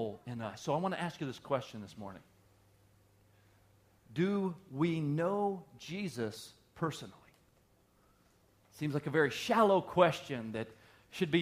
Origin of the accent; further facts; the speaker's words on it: the South, United States; I grew up in the South